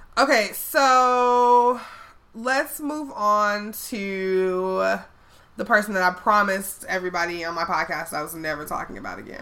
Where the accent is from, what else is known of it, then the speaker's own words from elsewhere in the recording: Chicago, Illinois, United States; I'm from Chicago